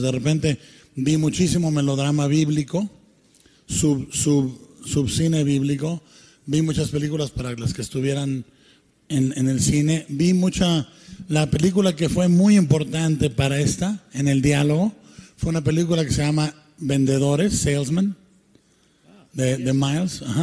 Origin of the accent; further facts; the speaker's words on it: Guadalajara, Jalisco, Mexico; como mexicano